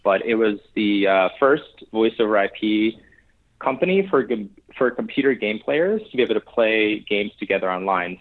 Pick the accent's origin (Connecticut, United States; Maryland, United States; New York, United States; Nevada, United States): Connecticut, United States; New Haven; I grew up in New Haven, Connecticut